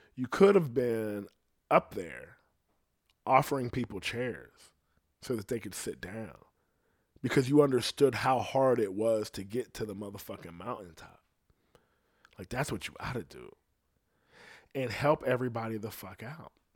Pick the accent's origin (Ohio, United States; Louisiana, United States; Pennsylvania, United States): Ohio, United States; I'm from Ohio, so my shit ain't like it is in the city. But I came from bad shit